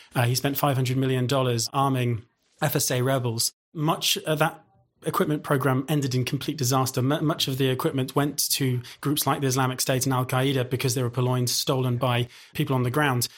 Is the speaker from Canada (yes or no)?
no; United Kingdom; as a British guy